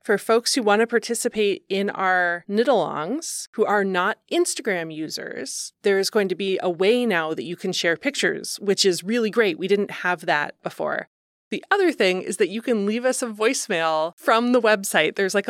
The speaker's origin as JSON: {"language": "English", "region": "Ohio", "country": "United States", "tie": "born or raised there", "said": "Can I tell you a growing up in Ohio story about sock cuffs?"}